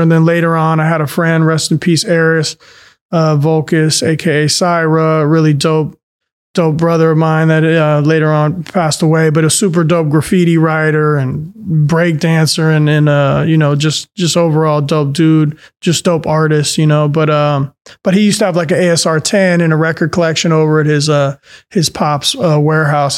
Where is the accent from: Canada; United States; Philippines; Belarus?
United States; San Francisco, California; the neighborhoods that I grew up with in San Francisco at that time in the eighties